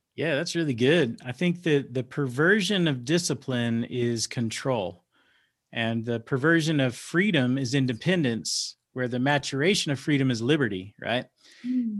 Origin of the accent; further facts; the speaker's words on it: Dallas, Texas, United States; I grow up, I'm growing up in South Oak Cliff